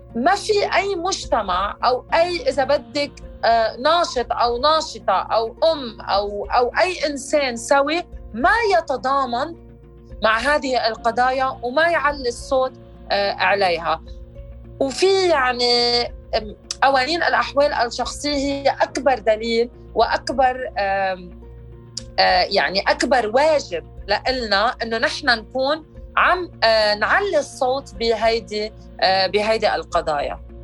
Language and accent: Arabic; Lebanon; انا امراه لبنانيه مواطنه بقلب لبنان